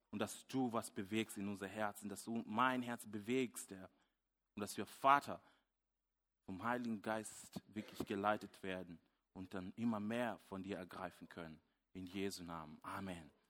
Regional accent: Kenya; German is a second language; moved away as an adult; now in Germany; ich bin schon länger hier in der Gemeinde und auch in Deutschland. Ich bin damals äh, ähm, aus Kenia gekommen, ein junger Mann. Ich war ähm, ja, sehr äh, nervös, vielleicht zum Teil naiv, konnte nicht so gut Deutsch

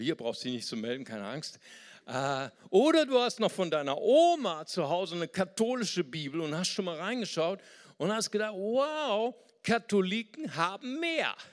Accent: Germany; als richtiger Deutscher

